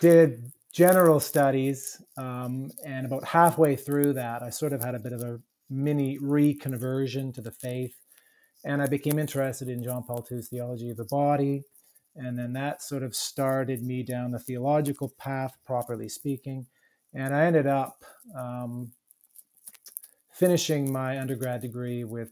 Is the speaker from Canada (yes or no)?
yes; Canada; moved away as an adult; also born or lived in Melbourne, Australia; now in United States; Being Canadian